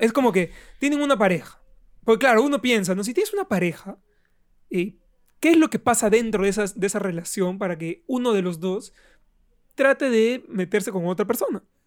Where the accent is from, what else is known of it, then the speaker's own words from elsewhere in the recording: Iquitos, Loreto, Peru; yo vengo de Iquitos, de provincia.